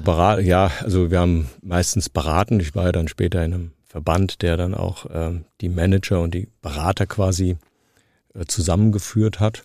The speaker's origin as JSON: {"language": "German", "town": "Frankfurt", "region": "Hesse", "country": "Germany", "tie": "born or raised there", "accent": "Frankfurterisch", "said": "Ich bin in dieser Stadt geboren, ich bin in den Kindergarten, ich bin in die Schule, ich habe hier studiert"}